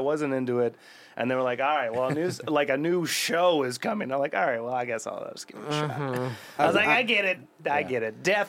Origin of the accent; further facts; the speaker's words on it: outside of Detroit, Michigan, United States; moved away; Scots, Irish, Finnish, German, like, as white as it fucking gets. But yeah. I grew up outside of Detroit